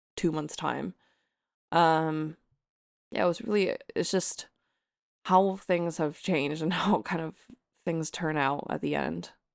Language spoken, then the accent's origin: English; Hong Kong; accent: American; moved away; nationality-wise, I am from Hong Kong, and I'm a Hong Konger